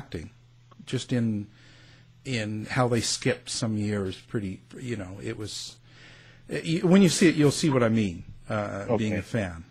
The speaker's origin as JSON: {"language": "English", "country": "Canada", "accent": "Canadian", "said": "my Canadian accent"}